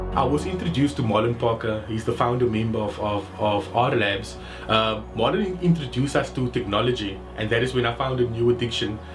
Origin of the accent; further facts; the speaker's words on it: Cape Town, Western Cape, South Africa; growing up on the Cape Flats, um, I was exposed to people using drugs